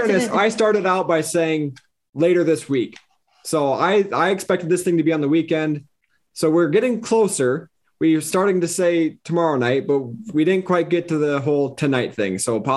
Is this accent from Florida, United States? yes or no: no; South Dakota, United States; I'm originally from South Dakota, where wrestling is an okay sport.